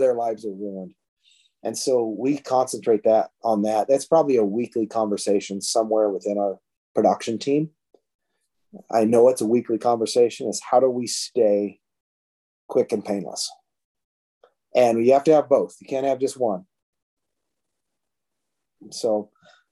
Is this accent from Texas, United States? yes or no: no; Oregon, United States; I was born and raised in Oregon